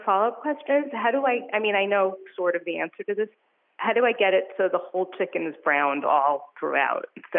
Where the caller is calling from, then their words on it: New York, United States; I'm calling from New York.